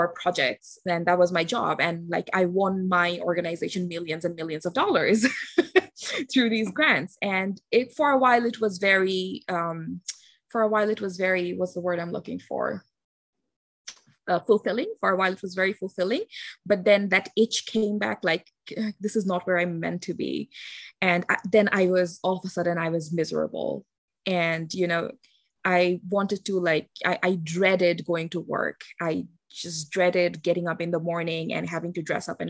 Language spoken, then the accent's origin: English; Bangladesh; English is a second language; I am from Bangladesh